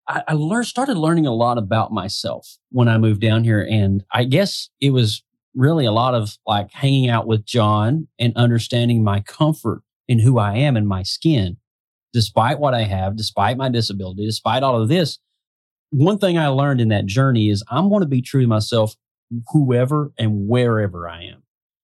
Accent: Kentucky, United States; moved away; It took me a couple of years when I moved from Kentucky.

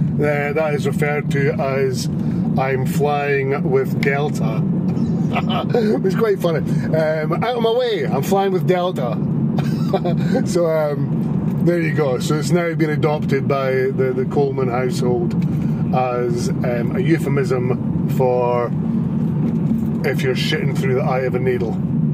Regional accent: Dundee, Scotland, United Kingdom; It shows quite a lot of Dundee, my hometown.

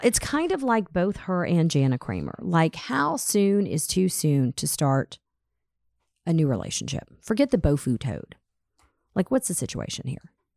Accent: Atlanta, Georgia, United States; as a teenager growing up in Atlanta

